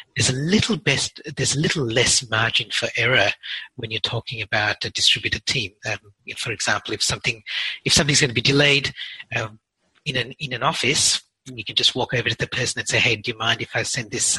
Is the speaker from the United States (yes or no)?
no; Perth, Western Australia, Australia; my hometown in Perth